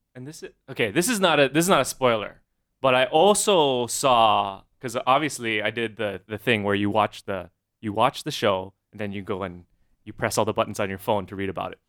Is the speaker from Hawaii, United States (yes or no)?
yes; Honolulu, Hawaii, United States; now in Kailua, United States; grew up Manoa side